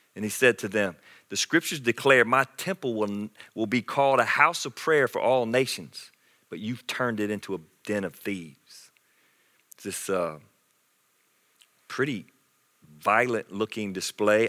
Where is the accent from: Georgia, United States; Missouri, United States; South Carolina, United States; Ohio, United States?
South Carolina, United States; Anderson; I grew up in South Carolina in Anderson